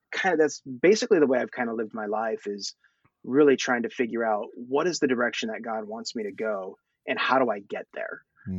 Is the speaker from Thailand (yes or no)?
yes; Thailand; born there; I have such a passion for my people. I was born in Thailand. I'm growing up here.